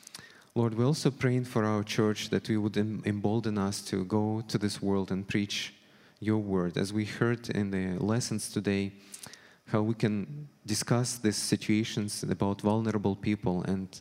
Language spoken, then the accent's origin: English; Ukraine; born there; moved away; also born or lived in Russia; As some of you know, I moved here with my family 8 years ago from Russia. I was born in Ukraine, however, and two of my grandmothers are Ukrainians.